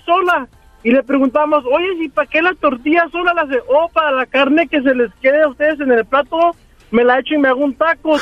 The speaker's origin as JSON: {"language": "Spanish", "town": "Salinas", "region": "California", "country": "United States", "tie": "born or raised there", "moved": "yes", "lives_now": "Fresno, United States", "said": "Nací en una ciudad muy hermosa llamada Salinas"}